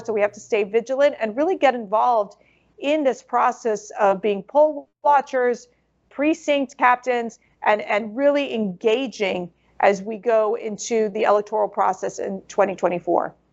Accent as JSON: {"language": "English", "town": "Miami", "region": "Florida", "country": "United States", "tie": "born or raised there", "said": "I grew up in Miami, Florida"}